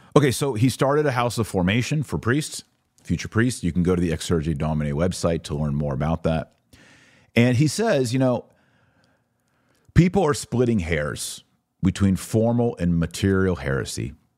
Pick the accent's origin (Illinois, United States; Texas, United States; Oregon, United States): Texas, United States; I'm an American. More than that, I'm a Texan